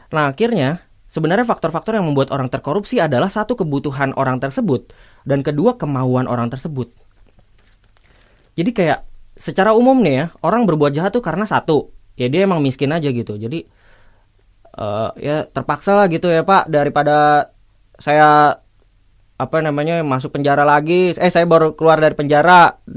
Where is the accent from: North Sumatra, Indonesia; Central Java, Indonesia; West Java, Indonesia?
West Java, Indonesia; Bekasi; jadi ada fenomena bully Bekasi di mana gue adalah orang Bekasi